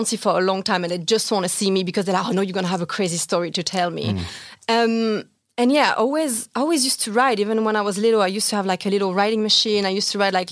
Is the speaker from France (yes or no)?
yes; Aubagne, Provence-Alpes-Côte d'Azur, France; English is a second language; moved away as an adult; now in London, United Kingdom; I was born in Aubagne, which is like a little town next to Marseille.